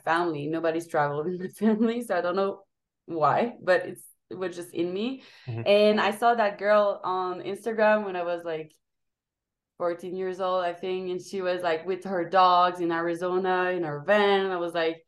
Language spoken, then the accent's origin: English; Montreal, Quebec, Canada; moved away; I don't have a home base. But I'm from Montreal, Canada, Quebec